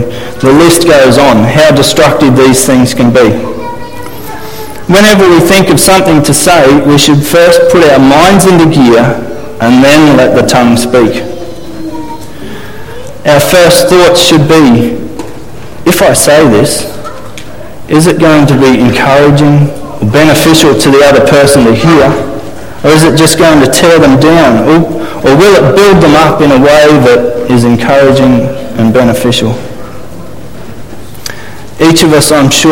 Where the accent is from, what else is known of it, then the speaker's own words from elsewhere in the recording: Australia; As Aussie men